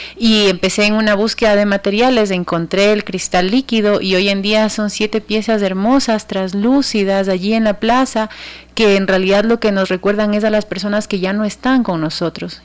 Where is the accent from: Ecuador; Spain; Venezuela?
Ecuador; Guayaquil, Guayas; nuestra iglesia eh, que nos representa por siempre como guayaquileños